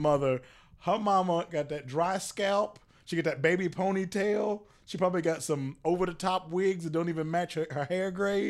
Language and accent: English; the South, United States; And we are from the South, so let's go ahead and get a few things straight. It comes to us last.